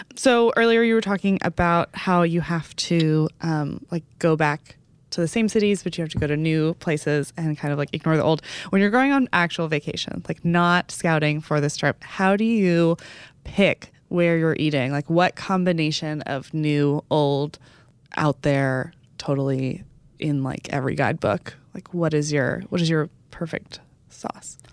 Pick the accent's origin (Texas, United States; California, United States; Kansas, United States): Texas, United States; Dallas; moved away; the last couple times that I've gone home to Dallas